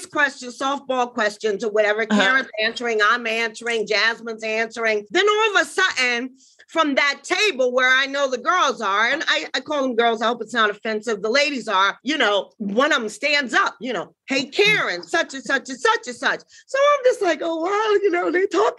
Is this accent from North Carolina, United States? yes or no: no; Washington, District of Columbia, United States; I'm from Washington, D.C. originally